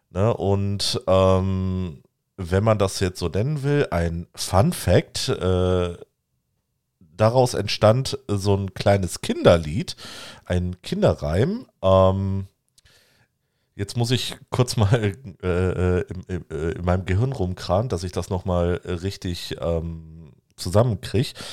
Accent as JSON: {"language": "German", "town": "Göttingen", "region": "Lower Saxony", "country": "Germany", "tie": "born or raised there", "said": "die Leine fließt auch durch Göttingen, meinen Geburtsort."}